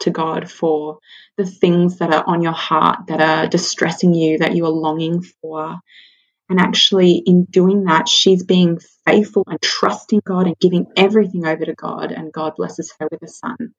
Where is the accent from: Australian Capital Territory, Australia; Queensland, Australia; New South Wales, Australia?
New South Wales, Australia; Sydney; moved away as an adult; now in Central Coast, Australia; I grew up in Sydney, but um, Matt and I moved to the Central Coast two years ago